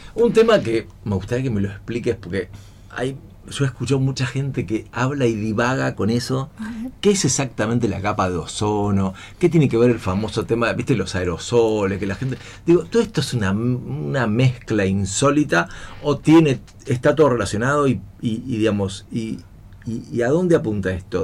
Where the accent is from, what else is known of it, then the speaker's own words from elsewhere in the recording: Buenos Aires, Argentina; now in San Isidro, Argentina; yo nací en San Isidro, todavía de San Isidro, y este, a los dos o tres años eh, con mi viejo nos fuimos a vivir a Belgrano